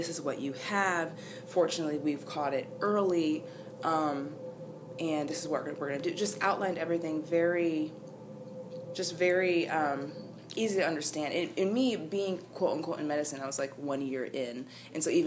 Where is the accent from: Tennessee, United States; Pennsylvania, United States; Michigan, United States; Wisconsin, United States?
Michigan, United States; moved away as an adult; I'm from Michigan originally.